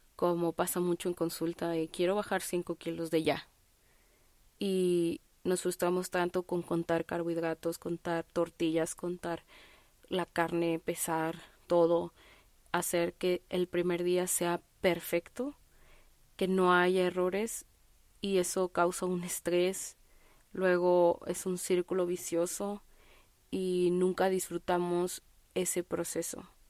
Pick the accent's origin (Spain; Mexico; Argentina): Mexico; Guadalajara, Jalisco; yo soy de Guadalajara, Jalisco